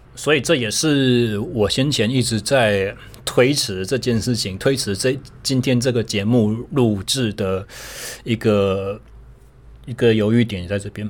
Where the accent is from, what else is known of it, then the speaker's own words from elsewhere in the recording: Taichung, Taiwan; 我回到了我的家乡台中